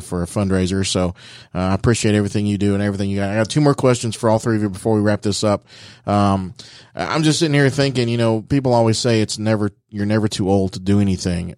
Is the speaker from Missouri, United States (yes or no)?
no; Dayton, Ohio, United States; I'm from Dayton